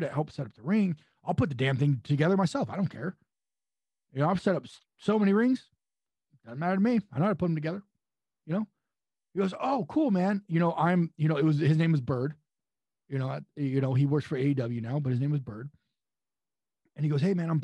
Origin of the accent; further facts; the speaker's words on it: San Luis Obispo, California, United States; I'm from San Luis Obispo, California.